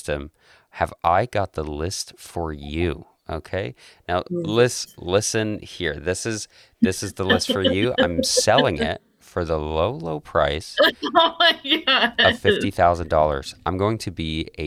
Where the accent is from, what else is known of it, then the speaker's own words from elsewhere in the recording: Calgary, Alberta, Canada; born and raised in Southern Alberta in Calgary, and I love it here